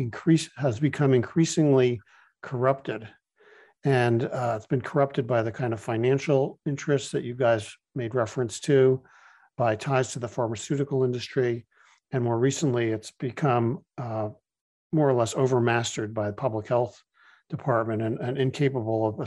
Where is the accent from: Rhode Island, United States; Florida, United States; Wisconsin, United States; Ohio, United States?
Rhode Island, United States; Providence; I'm from Providence, Rhode Island, and I practice integrative medicine